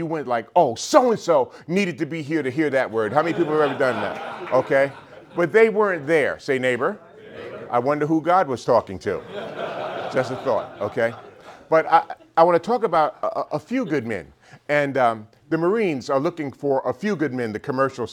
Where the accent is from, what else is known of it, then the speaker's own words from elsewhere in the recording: New York City, New York, United States; born and raised in New York City, grew up in a pretty dysfunctional family